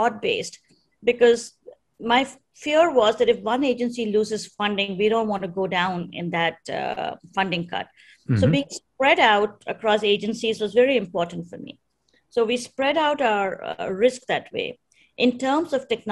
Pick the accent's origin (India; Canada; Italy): India; being Indian